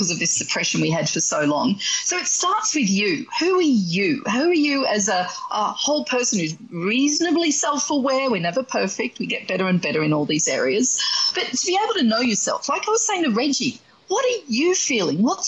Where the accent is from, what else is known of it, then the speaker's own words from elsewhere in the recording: Australia; accent: Australian; that's my Australian accent